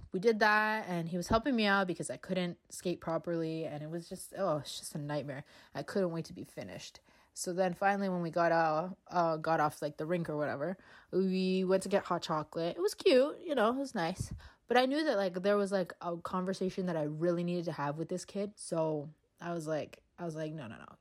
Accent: Canada; I am from Canada

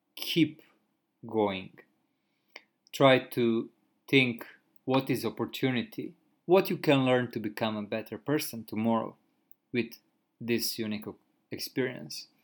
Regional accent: Croatia; moved away as an adult; now in Japan; in my home country, I used to drive a car almost every day for a couple of hours, and I have never had any car accident. And when I came in Japan, like uh, because there is no contract between my country and which is Croatia and Japan

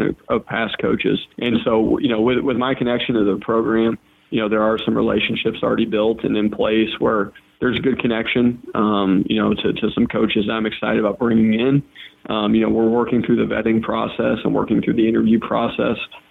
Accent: Macomb, Illinois, United States; also born or lived in Atlanta, Georgia / Iowa City, Iowa; the majority of my time growing up was in Iowa City, Iowa, and then Macomb, Illinois.

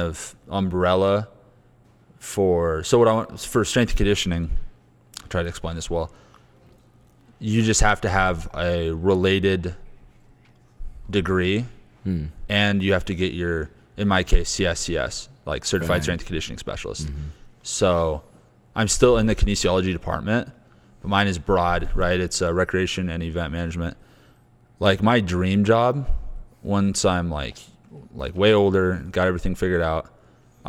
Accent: Nebraska, United States; born or raised there; moved away

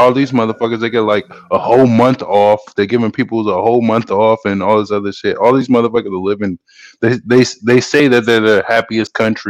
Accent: South Carolina, United States; I was born in South Carolina.

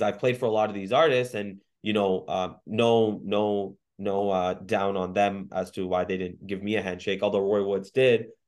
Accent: Mississauga, Ontario, Canada; also born or lived in Waterloo; I was born and raised in Mississauga

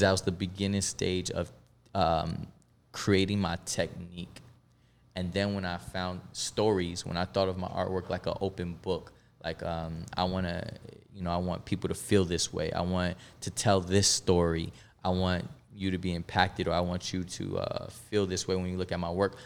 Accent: Melbourne, Florida, United States; also born or lived in Bronx, New York; we moved to Melbourne, Florida, which wa, it was, uh, initially where I was raised

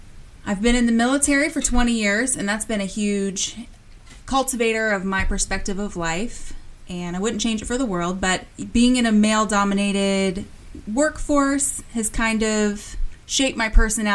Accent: Midwest, United States; Oh, yeah, we grew up in the country. So we actually, so it was in the country

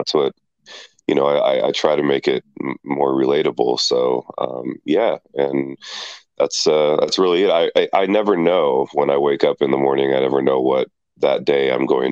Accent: California, United States; I'm from Cali, good old California

